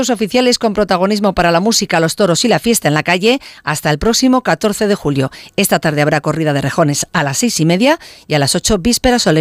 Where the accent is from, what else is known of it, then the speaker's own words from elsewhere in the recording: Madrid, Community of Madrid, Spain; yo soy de Madrid.